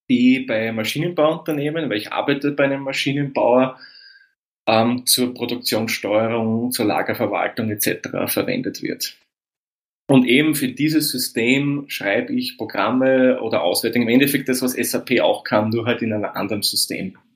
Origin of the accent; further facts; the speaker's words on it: Waidhofen an der Thaya, Lower Austria, Austria; moved away as an adult; now in Vienna, Austria; Das ist in Weidhof an der Theier, das ist Österreichs nördlichste Bezirkshauptstadt. Und ja, geboren im Jahr 1982 und bin dann vor elf Jahren nach Wien gegangen, weil eben die beruflichen Chancen, da wo ich herkomme, nicht so gut sind